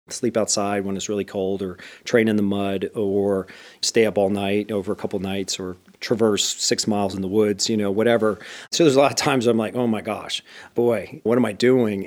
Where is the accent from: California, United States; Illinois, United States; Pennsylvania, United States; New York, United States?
Pennsylvania, United States; Bethlehem; moved away as an adult; I grew up in a steel town known as Bethlehem